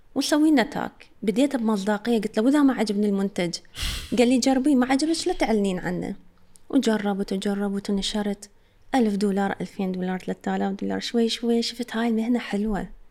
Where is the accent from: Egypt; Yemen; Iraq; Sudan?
Iraq; عندنا بالعراق